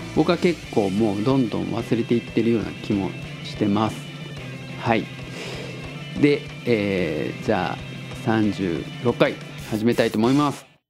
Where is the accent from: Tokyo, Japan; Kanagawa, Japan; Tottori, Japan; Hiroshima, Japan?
Tottori, Japan; now in Osaka, Japan; 僕が鳥取生まれ